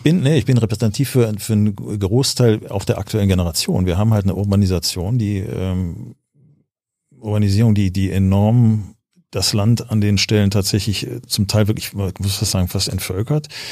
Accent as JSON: {"language": "German", "town": "Düsseldorf", "region": "North Rhine-Westphalia", "country": "Germany", "tie": "born or raised there", "also_born_or_lived": "Cologne", "said": "ich bin geboren in Köln, aufgewachsen in Düsseldorf"}